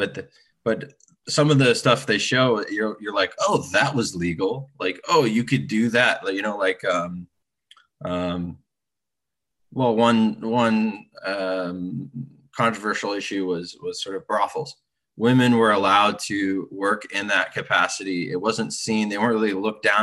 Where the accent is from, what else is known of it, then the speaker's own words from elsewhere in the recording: the Bay Area, California, United States; also born or lived in Burlingame; now in San Francisco, United States; I grew up in the Bay Area, I was living in Burlingame